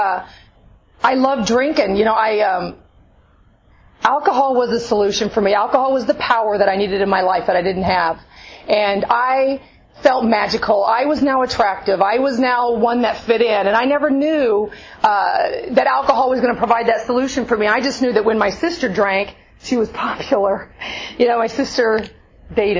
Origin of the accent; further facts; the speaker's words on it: Alvin, Texas, United States; I grew up in Alvin, Texas, a few hundred miles east of here